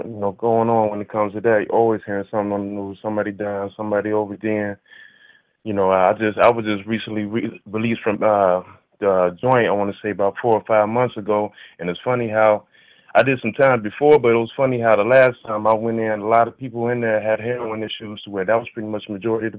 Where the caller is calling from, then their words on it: Cincinnati, Ohio, United States; I'm calling from Cincinnati.